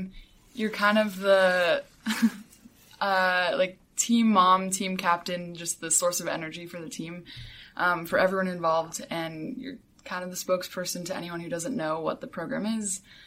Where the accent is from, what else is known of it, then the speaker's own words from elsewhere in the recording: Santa Barbara, California, United States; moved away as an adult; now in Los Angeles, United States; I'm from Santa Barbara, and I'm a sophomore here